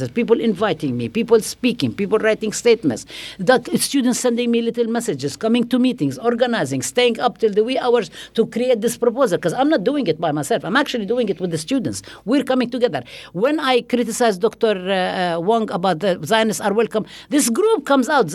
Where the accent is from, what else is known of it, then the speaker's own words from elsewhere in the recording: Nablus, West Bank, Palestine; moved away; I was born and raised in Nablus